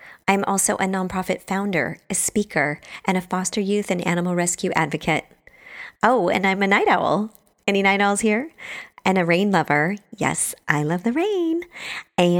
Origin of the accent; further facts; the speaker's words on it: Bremerton, Washington, United States; also born or lived in Truckee, California; now in San Francisco, United States; So I grew up in Bremerton, Washington, which is across the water from Seattle. I'm pretty much a Pacific Northwest girl at heart.